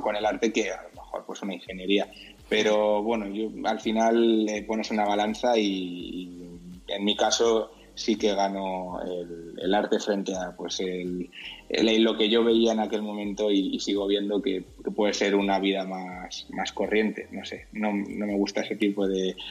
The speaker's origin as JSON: {"language": "Spanish", "town": "Santa Cruz de la Zarza", "region": "Castilla-La Mancha", "country": "Spain", "moved": "as an adult", "lives_now": "Madrid, Spain", "said": "yo soy de un pueblo de, La Mancha que se llama Santa Cruz de la Zarza, es súper pequeño, tiene 5.000 habitantes. Y bueno, cuando eh, cumplí 18 años me, vine"}